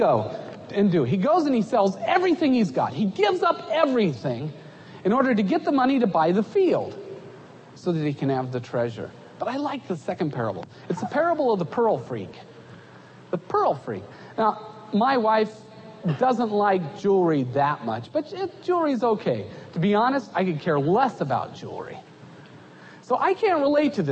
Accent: United States; moved away as an adult; also born or lived in Egypt

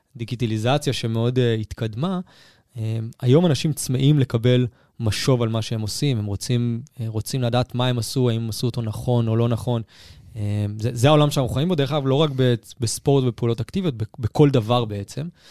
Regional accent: Herzliya, Tel Aviv District, Israel; אני מהרצליה הירוקה

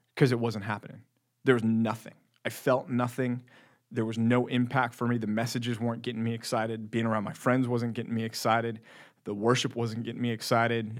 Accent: Texas, United States; born or raised there

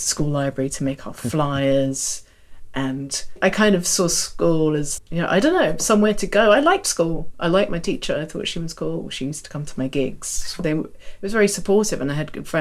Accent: London, United Kingdom; I grew up in Chiswick

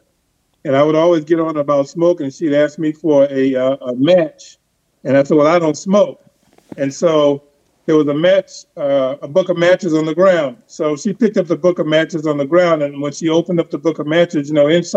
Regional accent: New York City, New York, United States; also born or lived in Harlem, New York / Los Angeles, California; I lived in Queens and grew up in Queens

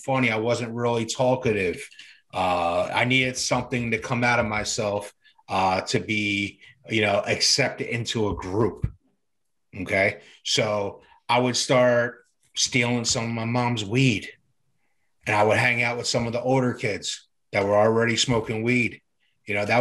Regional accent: Camden, New Jersey, United States; It was just me and my mom growing up. Poor neighborhood. One light signal away from Camden, New Jersey. I was born in Camden. And I grew up in a poor neighborhood

